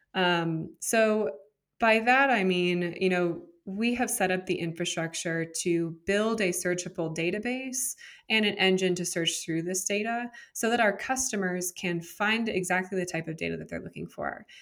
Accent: San Jose, California, United States; also born or lived in Miami, Florida; I'm originally from San Jose, California. Uh, grew up in Silicon Valley

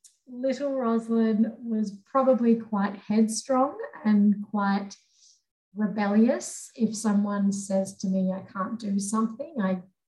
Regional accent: Papua New Guinea; moved away; also born or lived in Sydney, Australia; the juxtaposition between growing up in New Guinea and then moving to Sydney.

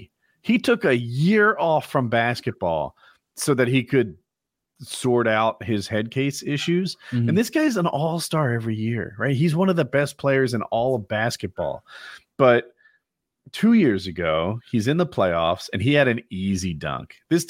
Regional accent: Northeast, United States; I'm from the Northeast.

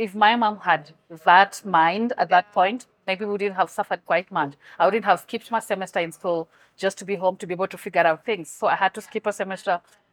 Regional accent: Kenya; from my hometown, what we do is we have a lot of corn

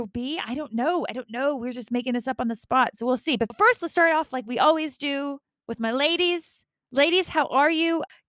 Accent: United States; first language English; I'm an American, so I always tend to say season one.

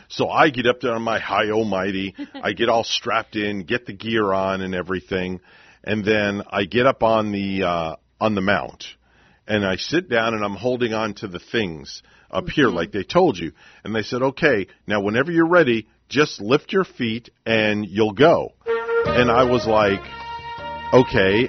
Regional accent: New York, United States; moved away; New York, from where I'm from

